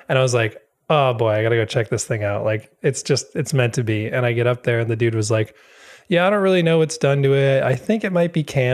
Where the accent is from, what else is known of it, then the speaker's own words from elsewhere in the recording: Wisconsin, United States; moved away; I'm from Wisconsin originally. Uh, so I grew up there